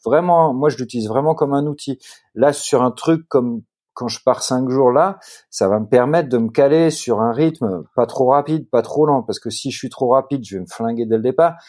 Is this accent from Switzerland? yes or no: no; Netherlands; Mes, deux parents sont néerlandais. Moi, je suis néerlandais aussi